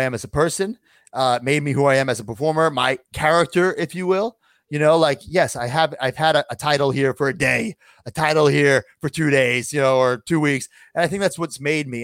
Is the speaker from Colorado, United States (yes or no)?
no; Long Island, New York, United States; my hometown, Long Island